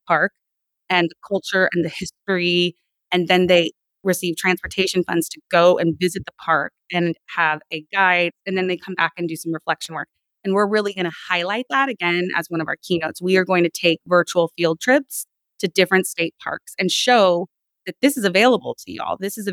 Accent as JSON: {"language": "English", "area": "Sacramento, El Dorado County", "region": "California", "country": "United States", "tie": "born or raised there", "said": "So in sixth grade, my family, we moved from Sacramento, which was like a city environment, up to a rural environment. We moved into El Dorado County"}